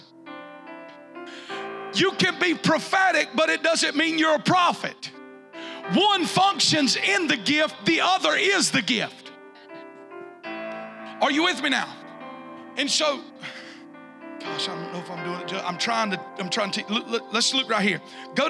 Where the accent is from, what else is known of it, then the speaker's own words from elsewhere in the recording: Wayne County, South Georgia, United States; we came from Wayne County, so we got the Ottamahal over there. It's a big river.